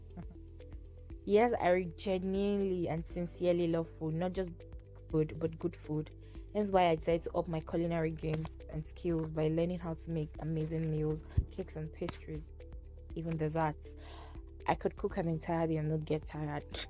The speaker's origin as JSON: {"language": "English", "region": "Kogi", "country": "Nigeria", "said": "I'm from Kogi State in Nigeria."}